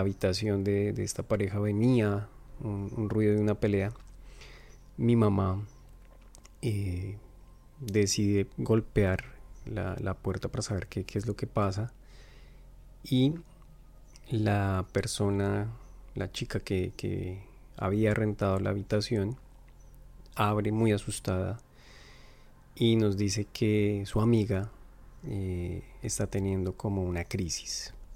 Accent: Colombia; now in Montreal, Canada; soy de Colombia, pero actualmente vivo en Montreal, Canadá

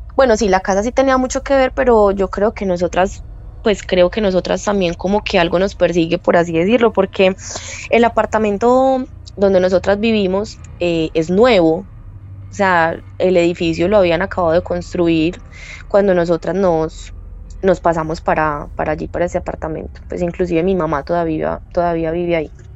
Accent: Medellín, Antioquia, Colombia; Soy de Medellín

